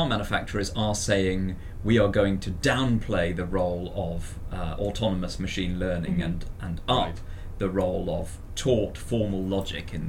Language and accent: English; United Kingdom; as a Brit